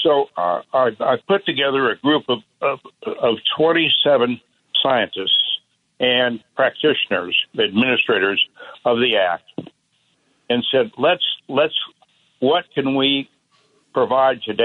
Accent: northern Indiana, United States; also born or lived in Chicago, Illinois; It started when I was basically a kid out there in Indiana

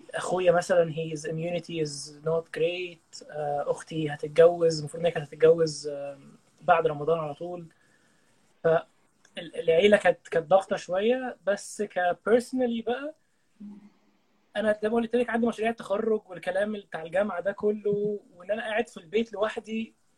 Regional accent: Egypt

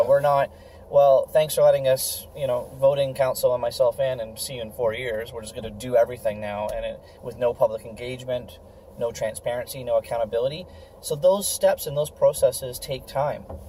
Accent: Guelph, Ontario, Canada; my family's been in town uh, since 1919

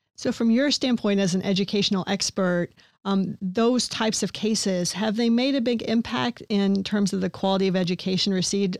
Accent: eastern Kentucky, United States; I grew up in Kentucky

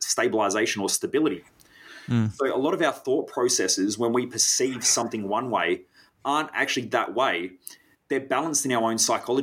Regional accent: South Australian countryside, Australia; growing up in the South Australian countryside, there were a lot of brown snakes.

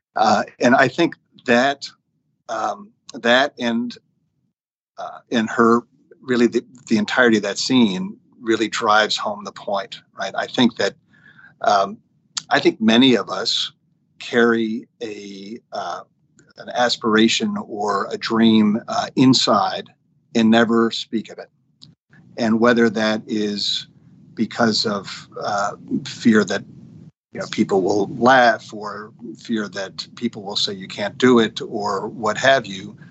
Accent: Montclair, New Jersey, United States; moved away as an adult; now in Washington, DC, United States; I grew up in Montclair, New Jersey, youngest of six kids

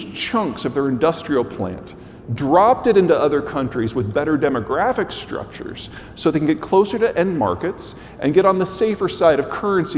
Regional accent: United States; As an American

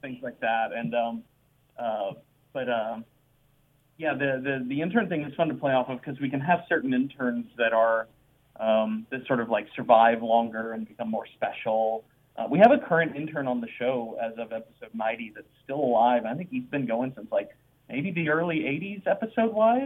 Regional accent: Dallas, Texas, United States; also born or lived in Boise, Idaho; I grew up in Dallas, Texas, where we are now

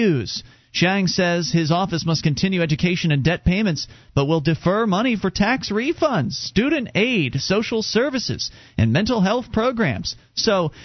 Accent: Florida, United States; moved away; I'm from Florida

